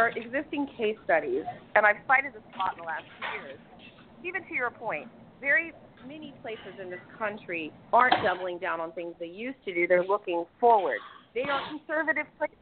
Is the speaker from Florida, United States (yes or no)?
yes; Miami, Florida, United States; now in Tampa, United States; I'm from Miami originally. That's where I grew up.